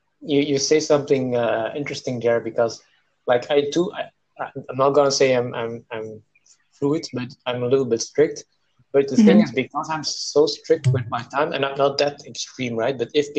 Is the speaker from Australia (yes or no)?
no; South India, India; born there; I really have to go back to where I was born. I was born in South India.